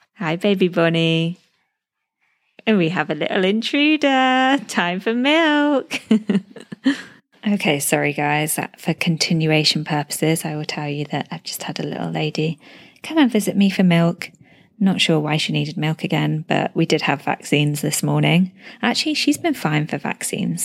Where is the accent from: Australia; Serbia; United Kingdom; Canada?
United Kingdom; moved away as an adult; now in Dubai, United Arab Emirates